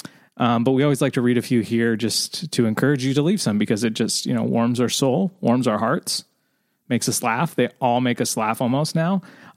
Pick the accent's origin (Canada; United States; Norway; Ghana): Norway; English is a second language; So, greetings from Norway. Hi guys, I'm from Norway.